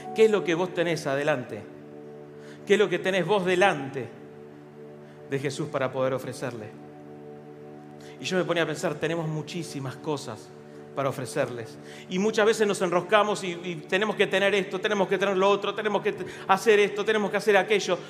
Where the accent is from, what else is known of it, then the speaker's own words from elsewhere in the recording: Buenos Aires, Argentina; ¿Vivimos en la Argentina? Sí. ¿Somos de Capital Federal? Sí.